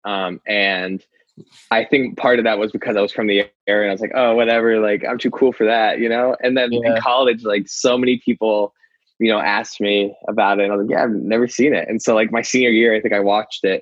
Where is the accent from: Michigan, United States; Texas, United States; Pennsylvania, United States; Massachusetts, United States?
Pennsylvania, United States; Scranton; my hometown